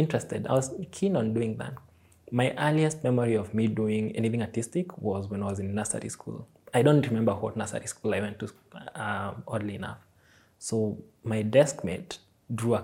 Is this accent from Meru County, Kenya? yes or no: no; Kiambu, Kiambu County, Kenya; first language Swahili; English is a second language; moved away as an adult; also born or lived in Nairobi, Kenya; I am from Nairobi, Kenya. I just pretty much found myself here, but I grew up in Kiambu.